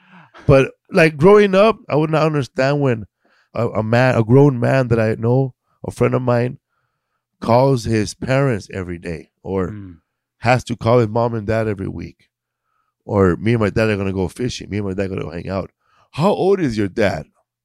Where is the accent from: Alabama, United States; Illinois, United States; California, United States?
California, United States; Los Angeles; I'm from Boyle Heights, you know, and where I'm from, there's a little type of flavor, you know, a little East LA, Boyle Heights flavor.